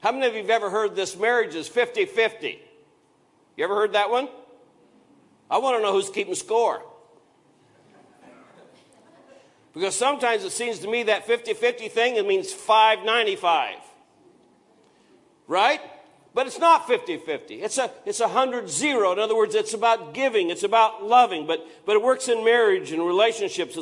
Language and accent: English; Iowa, United States; where I grew up in Iowa was a lot of those limestone gravel roads